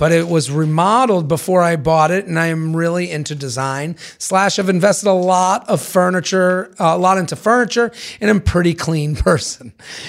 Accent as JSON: {"language": "English", "region": "Washington", "country": "United States", "tie": "born or raised there", "also_born_or_lived": "Los Angeles", "said": "I was living in LA for the last 5 years and recently moved back to my hometown in Washington State. Roughly 400,000 people, where the median income is about 50K a year."}